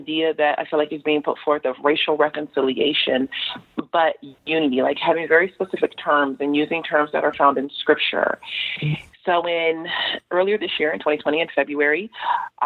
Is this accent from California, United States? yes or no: yes; Los Angeles, California, United States; I grew up in South